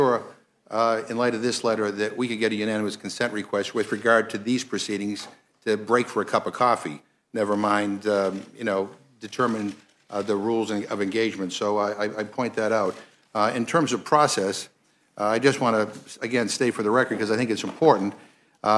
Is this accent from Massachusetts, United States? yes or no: yes; Massachusetts, United States; I'm from Massachusetts, and people say the same thing about my accent